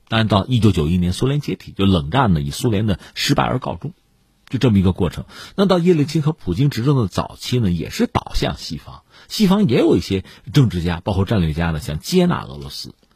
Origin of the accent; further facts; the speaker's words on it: China; 我们中国人